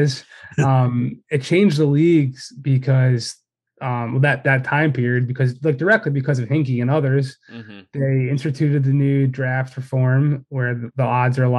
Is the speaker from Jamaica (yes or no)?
no; Philadelphia, Pennsylvania, United States; moved away as an adult; also born or lived in Boston; I'm from Philly originally.